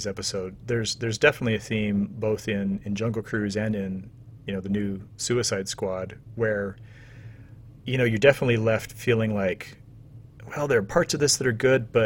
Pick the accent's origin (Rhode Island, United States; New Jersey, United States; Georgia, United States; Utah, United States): Utah, United States; my home state